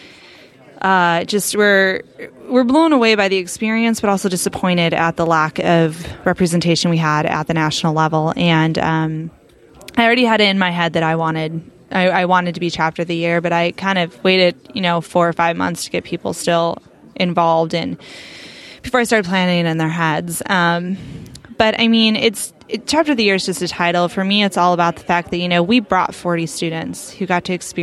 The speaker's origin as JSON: {"language": "English", "region": "North Carolina", "country": "United States", "moved": "yes", "said": "my home state of North Carolina"}